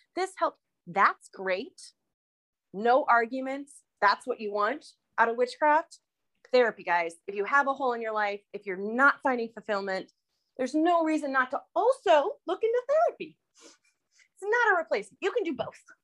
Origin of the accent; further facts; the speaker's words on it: Iowa, United States; I'm from Iowa